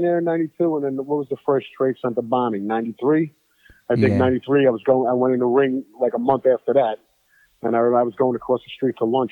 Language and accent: English; New York City, New York, United States; I grew up in Jackson Heights, where I grew up was, a lot of people were into disco